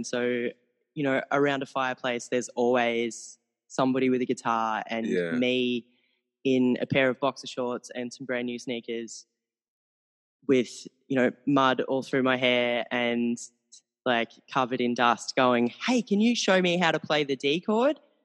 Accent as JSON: {"language": "English", "country": "Australia", "said": "I'm from Australia. The accent"}